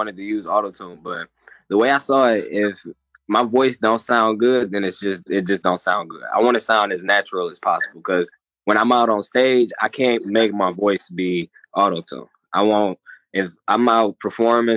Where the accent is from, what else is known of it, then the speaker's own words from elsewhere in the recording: Detroit, Michigan, United States; I'm from Detroit. I grew up on the east side